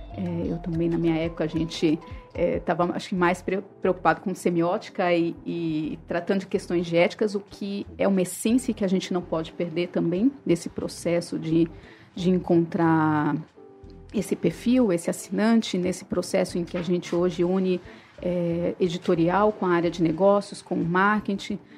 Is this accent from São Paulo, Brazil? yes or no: yes; São Paulo, Brazil; moved away as an adult; now in Fortaleza, Brazil; eu sou de São Paulo, eu vim a Fortaleza há mais de 20 anos.